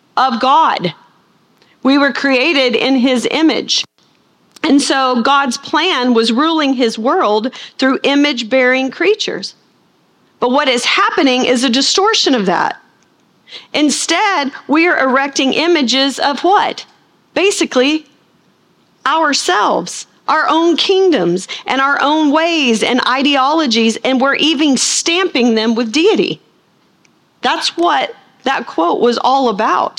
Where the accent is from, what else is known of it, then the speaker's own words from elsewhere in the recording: Arkansas, United States; I'm from Arkansas.